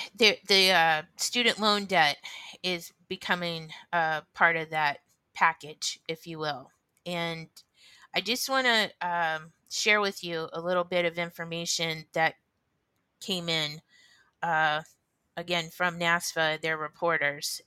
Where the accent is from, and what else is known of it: United States